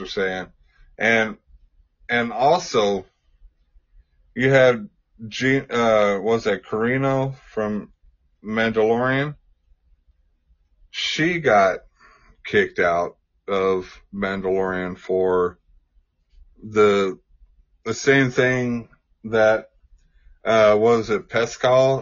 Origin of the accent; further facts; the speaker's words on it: Texas, United States; I grew up in Texas